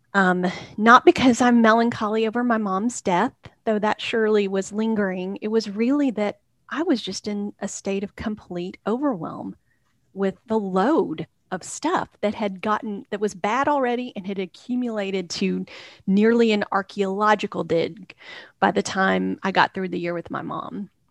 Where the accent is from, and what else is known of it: Texas, United States; born or raised there; moved away as an adult; also born or lived in Hickory, North Carolina / Waco, Texas; now in Nashville, United States